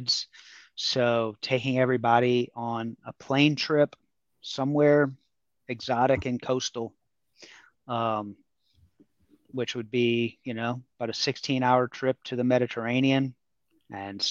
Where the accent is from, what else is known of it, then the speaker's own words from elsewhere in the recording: New Orleans, Louisiana, United States; moved away as an adult; I'm from New Orleans.